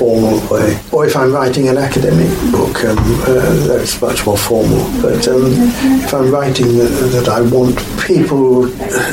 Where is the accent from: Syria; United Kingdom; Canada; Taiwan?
United Kingdom; London; I'm a Londoner. I'm not a provincial.